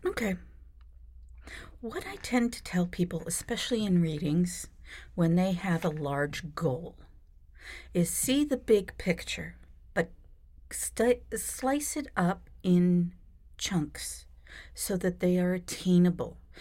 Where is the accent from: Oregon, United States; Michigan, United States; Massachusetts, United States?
Massachusetts, United States; Boston; born in Boston